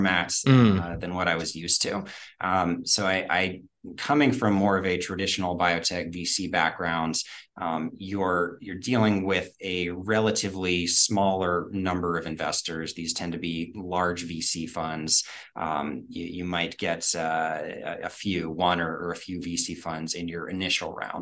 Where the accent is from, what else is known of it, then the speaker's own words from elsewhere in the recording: Pittsburgh, Pennsylvania, United States; also born or lived in North Carolina; born in North Carolina, but raised in Pittsburgh